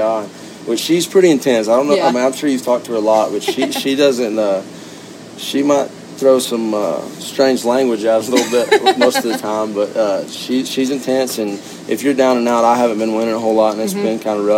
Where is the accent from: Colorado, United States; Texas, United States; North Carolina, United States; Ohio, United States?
Texas, United States; Stephenville; I was born and raised right there in Stephenville